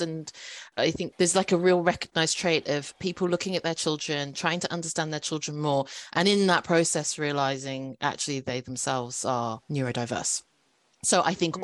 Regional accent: United Kingdom; I'm a British born Chinese K drama fan

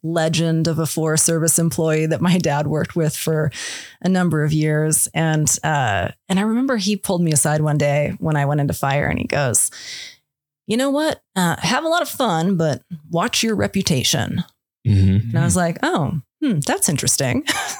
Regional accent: Idaho, United States; He was a district ranger, moved up to the supervisor's office. You know, we moved around Idaho to the different places.

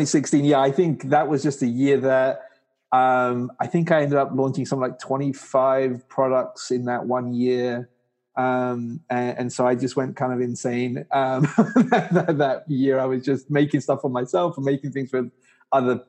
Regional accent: England, United Kingdom; moved away as an adult; also born or lived in Pakistan / California, United States; now in New York State, United States; I was born in Pakistan. My family moved to England when I was 4 years old. And then after I graduated from university, I got a job with a company in England

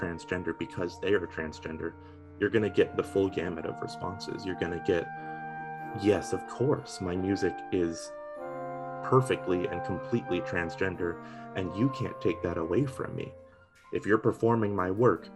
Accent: Eastern Shore of Nova Scotia, Canada; moved away as an adult; also born or lived in Halifax, Nova Scotia; now in Sackville, Canada; I am from Halifax, I suppose you could say, but I was really raised rural, out on the eastern shore of Nova Scotia.

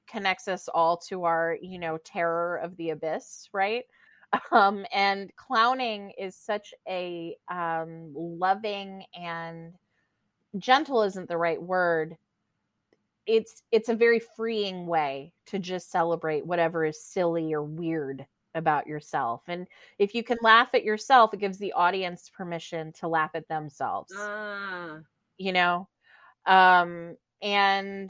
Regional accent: the South, United States; now in New York City, United States; I'm from the South originally, and it was about my family

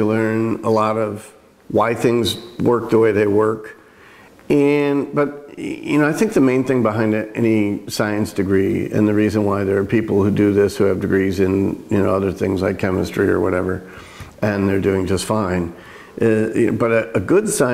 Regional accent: Midwest, United States; now in Sherwood, Oregon, United States; I'm from the Midwest

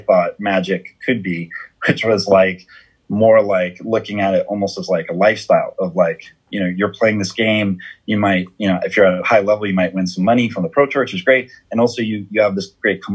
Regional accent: Southern California, United States; I was at least from Southern California

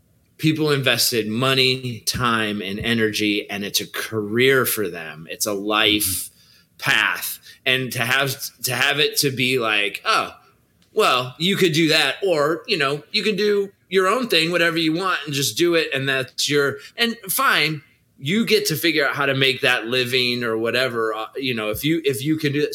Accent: California, United States; I'm a Californian

